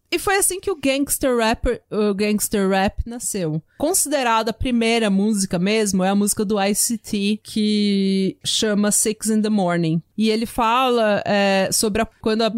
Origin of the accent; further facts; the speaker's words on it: São Paulo, Brazil; accent: paulistana / São Paulo accent; also born or lived in Vila São José; Eu e a Renata sou igual duas paulistanas